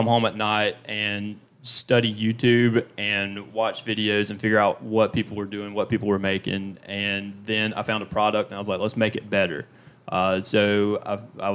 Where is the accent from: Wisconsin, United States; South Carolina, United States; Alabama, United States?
South Carolina, United States; Fair Play; I'm from Fairplay, South Carolina, where I was growing up, where I grew up